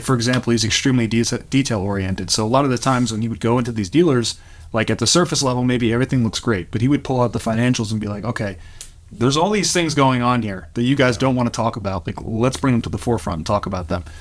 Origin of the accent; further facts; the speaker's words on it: New York, United States; moved away as an adult; now in Louisville, United States; we're both originally from New York. We moved here to the, uh, Louisville, Kentucky area about six or seven years ago